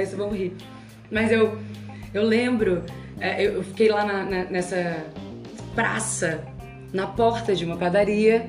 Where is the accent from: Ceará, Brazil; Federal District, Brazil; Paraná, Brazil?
Ceará, Brazil; now in Rio de Janeiro, Brazil; Passei a minha infância, nasci numa colônia libanesa, no Ceará, filha de mãe solteira